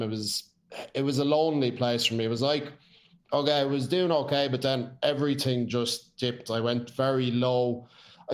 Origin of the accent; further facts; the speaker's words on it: Ireland; grew up in a bit of a madhouse. It was what it was back then, which was fair. You know, you're an Irish home that like to drink.